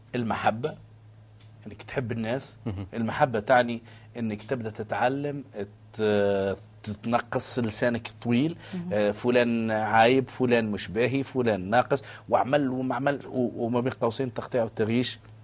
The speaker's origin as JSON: {"language": "Arabic", "country": "Tunisia", "said": "أنا تونسي"}